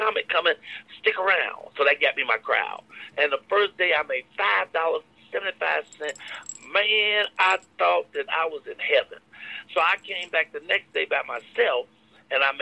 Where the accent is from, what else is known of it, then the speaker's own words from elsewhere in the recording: Chicago, Illinois, United States; moved away; I'm from Chicago. I'm from the projects, Robert Taylor Home, 4352 South State Parkway, 909. So I'm from the Show Enough Hood on the South Side of Chicago